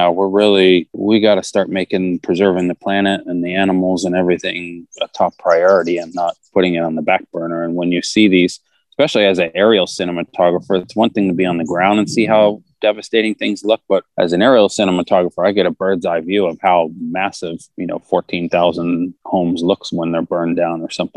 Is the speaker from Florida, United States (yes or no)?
no; Texas, United States; moved away as an adult; also born or lived in California; I grew up in Texas